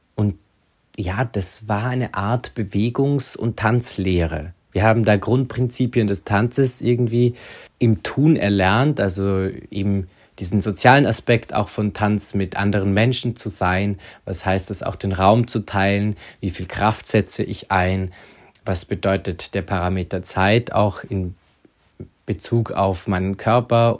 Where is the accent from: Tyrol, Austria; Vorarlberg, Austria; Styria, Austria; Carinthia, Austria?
Vorarlberg, Austria; Feldkirch; also born or lived in Lustenau / Liechtenstein; Aufgewachsen bin ich in Feldkirch